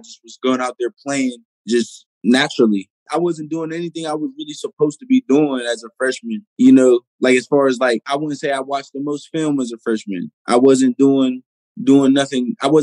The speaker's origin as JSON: {"language": "English", "town": "Pittsburgh", "region": "Pennsylvania", "country": "United States", "said": "I'm from the Pittsburgh area"}